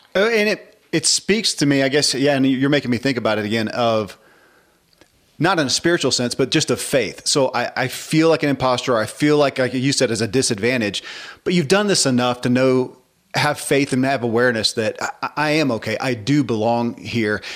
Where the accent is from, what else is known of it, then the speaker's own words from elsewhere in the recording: the South, United States; I grew up in the South and in the church